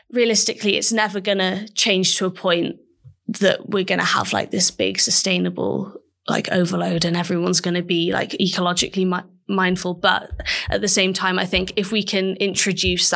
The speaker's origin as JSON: {"language": "English", "region": "Mid Wales", "country": "United Kingdom", "said": "I'm from Mid Wales, which is really rural."}